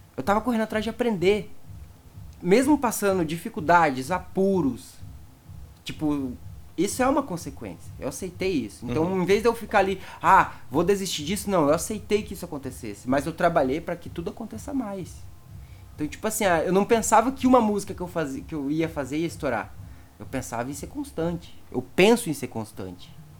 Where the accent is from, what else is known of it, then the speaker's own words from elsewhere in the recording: Cascavel, Paraná, Brazil; por causa da minha região. Lá em Cascavel, a galera era do Psytrance